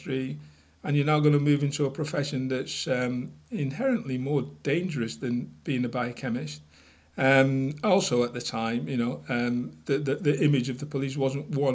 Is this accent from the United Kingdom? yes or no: yes; Manchester, North West England, United Kingdom; moved away as an adult; also born or lived in Surrey; I was from Manchester originally.